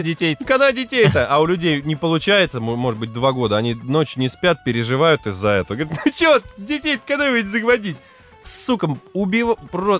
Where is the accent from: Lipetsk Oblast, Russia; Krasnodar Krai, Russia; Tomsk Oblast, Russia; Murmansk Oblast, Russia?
Lipetsk Oblast, Russia; Lipetsk; Я хотя бы из Липы, с задворок.